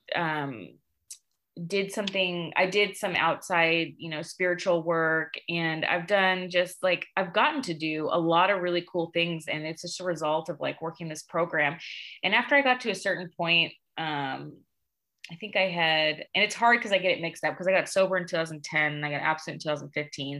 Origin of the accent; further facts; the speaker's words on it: Sacramento, California, United States; moved away as an adult; now in Tucson, United States; I'm from Northern California, actually. I'm from Sacramento.